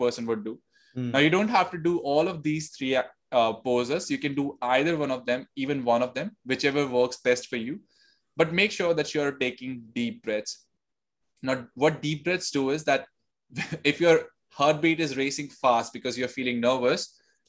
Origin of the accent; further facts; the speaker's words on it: India; moved away as an adult; also born or lived in Delhi; now in Sydney, Australia; I was born and raised in India, and then I moved to Sydney in 2019.